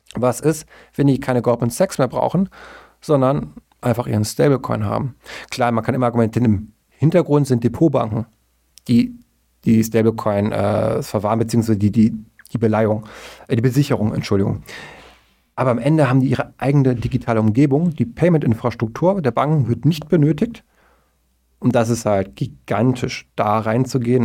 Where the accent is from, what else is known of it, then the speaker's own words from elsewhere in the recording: Germany; wir beide als Deutsche